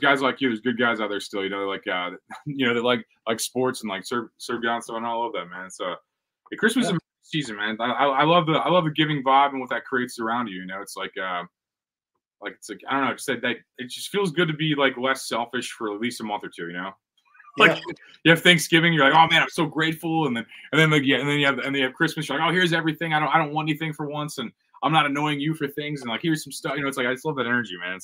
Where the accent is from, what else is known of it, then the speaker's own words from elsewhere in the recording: St. Louis, Missouri, United States; I'm from Missouri. I'm a St. Louis guy